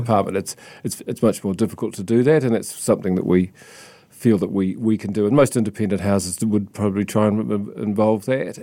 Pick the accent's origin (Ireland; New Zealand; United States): New Zealand; South Island; moved away as an adult; also born or lived in Christchurch / Sydney / London / Tokyo; growing up in the South Island